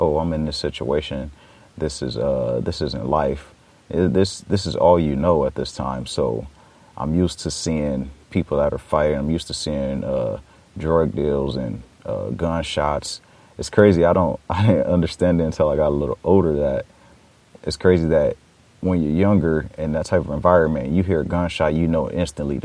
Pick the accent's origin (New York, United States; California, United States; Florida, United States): California, United States; Los Angeles; I grew up in Watts, California, which is a section in Los Angeles